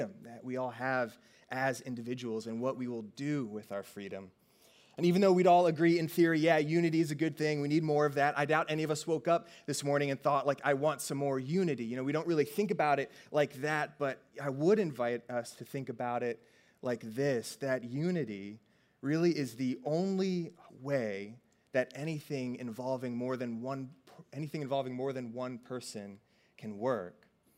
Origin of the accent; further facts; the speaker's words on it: Virginia, United States; I grew up mostly in Virginia